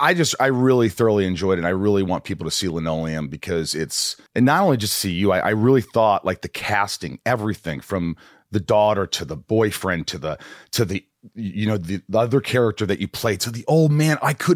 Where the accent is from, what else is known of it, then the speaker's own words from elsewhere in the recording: Indiana, United States; I grew up in Indiana from the ages of 8 on.